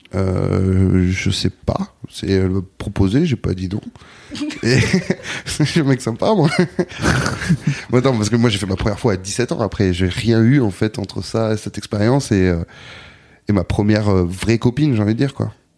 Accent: Bordeaux, Nouvelle-Aquitaine, France; moved away as an adult; also born or lived in Basque Country / Anglet; now in Paris, France; je suis né à Bordeaux, j'ai grandi à Bordeaux, puis très jeune, à l'adolescence, je suis parti au Pays Basque

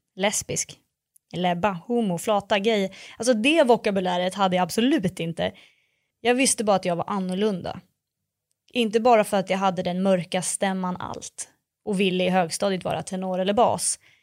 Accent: Örebro, Örebro County, Sweden; now in Stockholm, Sweden; jag bor i Stockholm, men jag växte upp i Örebro

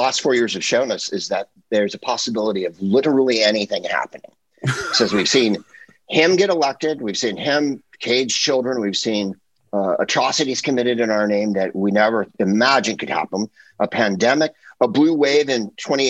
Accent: San Francisco, California, United States; also born or lived in Hollywood, Los Angeles; now in Los Angeles, United States; I'm from the Bay Area, right? You know, I'm from San Francisco, so I'm already poisoned.

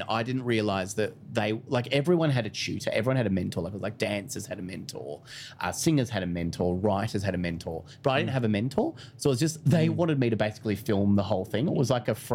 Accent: Phillip Island, Victoria, Australia; I grew up on Phillip Island, which is a small coastal town.

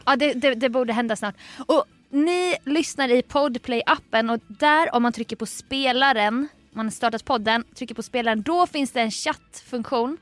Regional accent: Jönköping, Jönköping County, Sweden; born or raised there; moved away

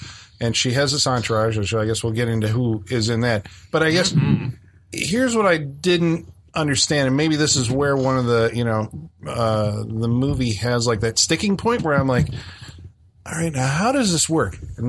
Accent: Midwest, United States; We're from the Midwest

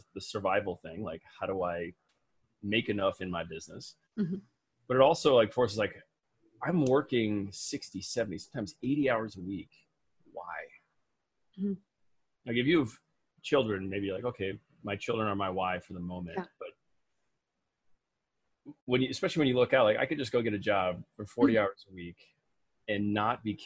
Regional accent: Midwest, United States; I was raised in the Midwest

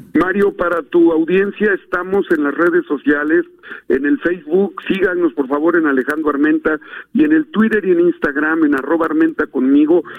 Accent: Puebla, Mexico; yo soy poblano, senador por Puebla

